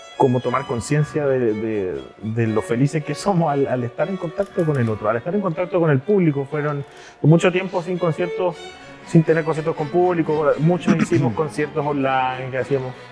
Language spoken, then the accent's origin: Spanish; Chile; moved away as an adult; now in Germany; Generalmente nos pasa que como chilenos, voy a hablar desde el caso de nosotros como chilenos, llegamos mayores a Europa